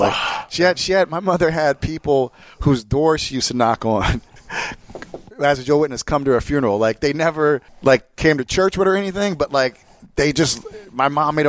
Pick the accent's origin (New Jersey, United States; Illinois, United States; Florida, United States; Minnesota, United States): New Jersey, United States; Jersey Shore; now in California, United States; I grew up at the Jersey Shore, and not the fucked up one you've seen on MTV.